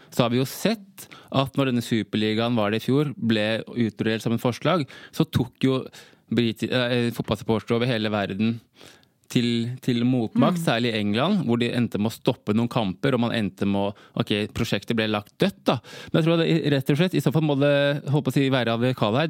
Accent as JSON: {"language": "Norwegian", "country": "Norway", "said": "Jeg er halvt norsk, halvt gambisk."}